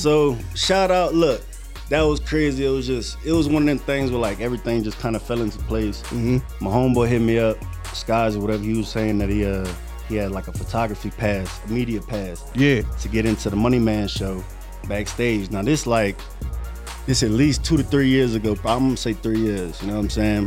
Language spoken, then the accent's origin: English; Louisiana, United States; I grew up in Louisiana, no mom and no daddy